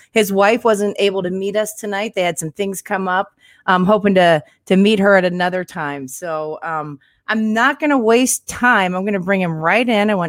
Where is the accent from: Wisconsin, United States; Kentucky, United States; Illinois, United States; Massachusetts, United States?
Kentucky, United States; now in Florida, United States; You know, I'm from Northern Kentucky, and I had no clue that I was going to move to Florida one day.